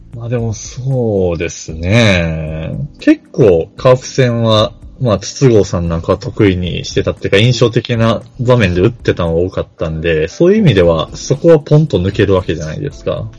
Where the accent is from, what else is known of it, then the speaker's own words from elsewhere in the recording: Kansai, Japan; バリバリ関西人